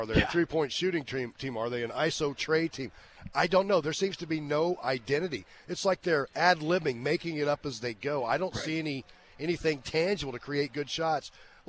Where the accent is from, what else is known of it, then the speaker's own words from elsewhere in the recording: Atlanta, Georgia, United States; I'm not allowed to start rooting for another team because I'm from Atlanta